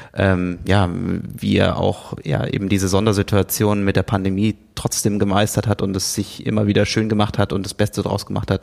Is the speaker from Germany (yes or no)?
yes; a village near Siegen, not far from Buschhütten, North Rhine-Westphalia, Germany; bin unweit von Buschhütten äh, in, einem, in einem Dorf in der Nähe von Siegen aufgewachsen